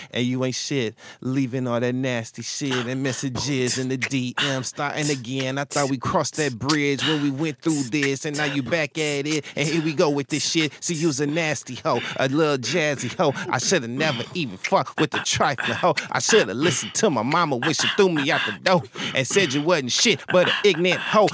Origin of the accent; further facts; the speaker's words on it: Flint, Michigan, United States; I'm from Michigan, Flint, Michigan specifically.